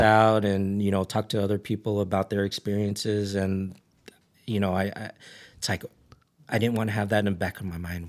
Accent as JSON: {"language": "English", "town": "Ridgecrest", "region": "California", "country": "United States", "tie": "born or raised there", "said": "I grew up in Ridge Crest."}